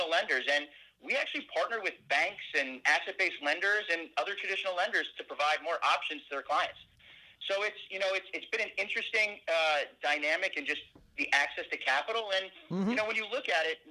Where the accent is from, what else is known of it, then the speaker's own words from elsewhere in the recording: New Jersey, United States; moved away; also born or lived in Washington, D.C.; I grew up in New Jersey